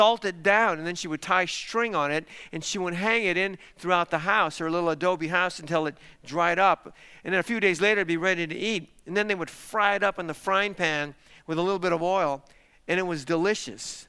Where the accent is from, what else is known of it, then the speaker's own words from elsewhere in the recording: Isleta, Texas, United States; I was born in Isleta, Texas. Now, my parents actually didn't live in Isleta. They lived about 90 miles away in a city called Del City